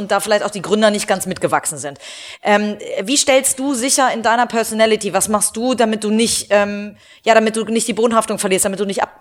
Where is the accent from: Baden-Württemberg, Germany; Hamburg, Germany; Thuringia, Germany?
Hamburg, Germany; also ich komme aus Hamburg, äh, äh, in Hamburg ist das vielleicht auch eher so